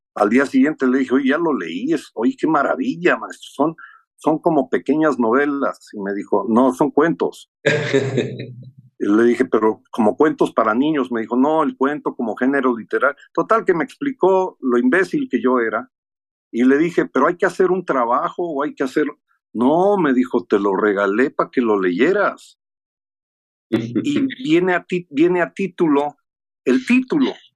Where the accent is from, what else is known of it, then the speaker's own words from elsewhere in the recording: United States; moved away; also born or lived in Mexico City, Mexico; cómo crecí yo siendo gringo, aprendiendo español en la medida en que ella aprendía